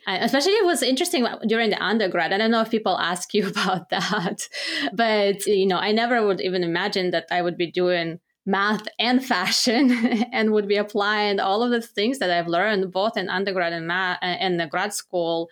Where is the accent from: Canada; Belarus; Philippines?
Belarus; moved away as an adult; now in United States; I'm originally from Belarus. I studied economics and management in Belarus.